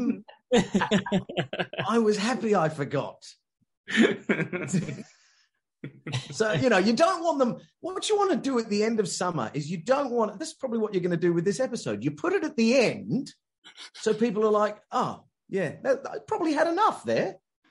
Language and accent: English; Richmond, London, United Kingdom; I was born in Richmond, Surrey